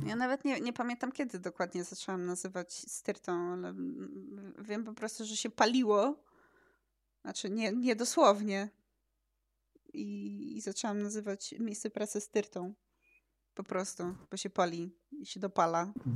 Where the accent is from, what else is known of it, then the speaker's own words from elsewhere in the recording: Poland; urodziłam się w tym państwie naszym polskim. Polski znam